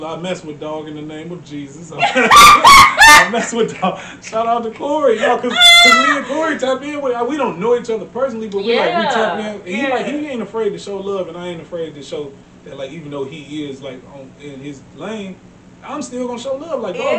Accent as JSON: {"language": "English", "town": "Cleveland", "region": "Ohio", "country": "United States", "said": "Like, the bitch I'm from Cleveland."}